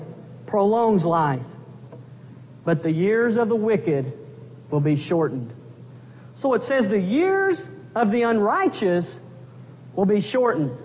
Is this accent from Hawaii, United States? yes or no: no; Pampa, Texas, United States; moved away as an adult; my hometown of Pampa, Texas